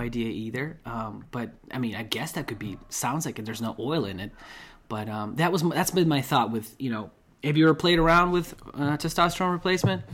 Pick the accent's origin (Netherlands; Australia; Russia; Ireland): Russia; moved away; also born or lived in Chicago, United States; I'm from Russia.